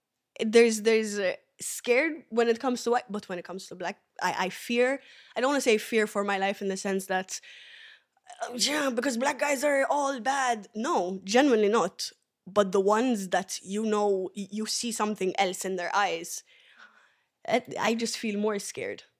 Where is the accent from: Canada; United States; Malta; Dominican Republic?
Malta; also born or lived in Ethiopia; originally Ethiopian, but I was raised here in Malta.